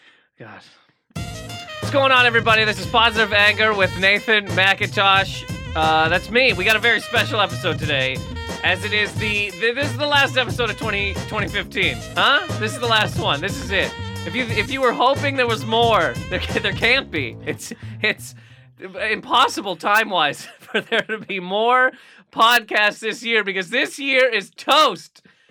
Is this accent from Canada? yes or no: yes; Nova Scotia, Canada; She came to school from, I'm from Nova Scotia, correct?